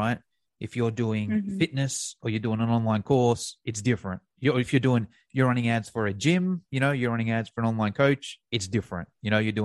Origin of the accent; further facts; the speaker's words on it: Australia; I'm from Australia